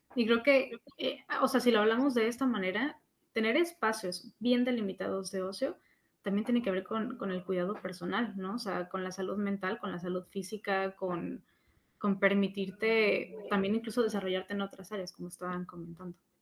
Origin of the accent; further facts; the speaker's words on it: Mexico; nosotros como mexicanos